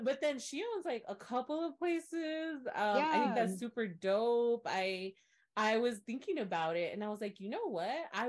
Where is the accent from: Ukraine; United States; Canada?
United States; the South; moved away as an adult; also born or lived in Washington, D.C.; as a Southerner